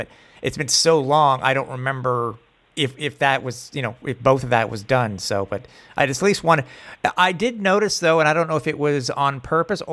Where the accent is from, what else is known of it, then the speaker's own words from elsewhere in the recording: Canada; being a Canadian fan